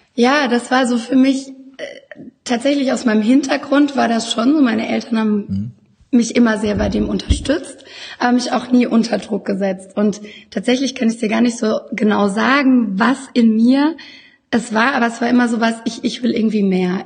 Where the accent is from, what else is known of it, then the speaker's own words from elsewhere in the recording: Baden-Württemberg, Germany; moved away as an adult; now in Düsseldorf, Germany; ich äh, komme aus dem wunderschönen Baden da wo die Sonne scheint. Und ähm, mich hat es aber so vor acht Jahren nach Düsseldorf verschlagen